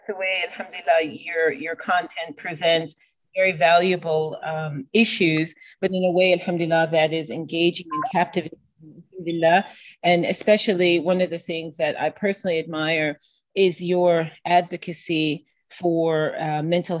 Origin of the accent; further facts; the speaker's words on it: Rochester, New York, United States; moved away as an adult; now in Riyadh, Saudi Arabia; I am originally from Rochester, New York, upstate New York